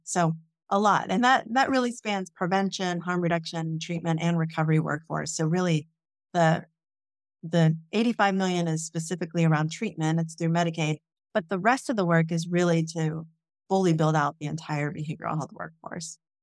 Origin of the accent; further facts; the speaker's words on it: Jefferson County, Appalachia, eastern Ohio, United States; I grew up in Jefferson County